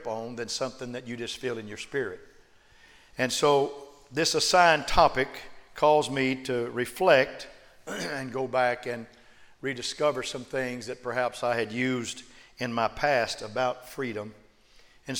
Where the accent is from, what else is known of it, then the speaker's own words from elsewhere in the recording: United States; I'm an American